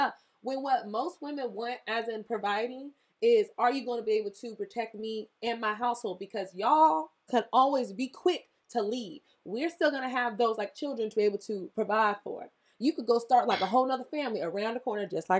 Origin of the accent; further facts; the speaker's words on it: the South, United States; I was from the South